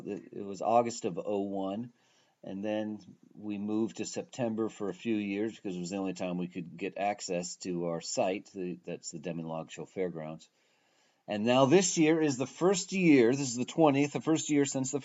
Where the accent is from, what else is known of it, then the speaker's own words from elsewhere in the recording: Seattle, Washington, United States; moved away as an adult; also born or lived in Bellingham / Philadelphia; I'm from Seattle, so I moved to Bellingham.